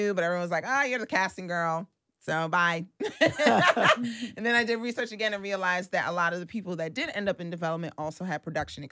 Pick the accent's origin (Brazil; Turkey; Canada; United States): United States; New York City, New York; born and raised in Brooklyn from Flatbush